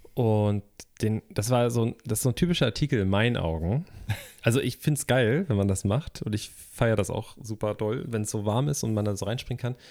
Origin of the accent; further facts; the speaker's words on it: Germany; Ich bin ja am Alsterlauf groß geworden